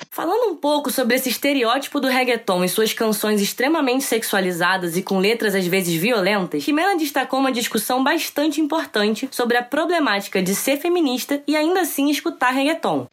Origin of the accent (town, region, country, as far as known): Brazil